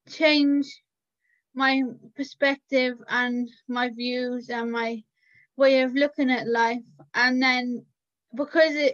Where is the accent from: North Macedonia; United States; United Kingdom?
United Kingdom; Cardiff, Wales; I'm from Cardiff in Wales